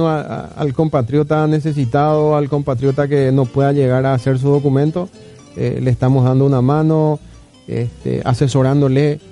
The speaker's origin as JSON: {"language": "Spanish", "region": "Caaguazú", "country": "Paraguay", "tie": "born or raised there", "also_born_or_lived": "Barrio Obrero", "moved": "yes", "said": "criado en Caguazú."}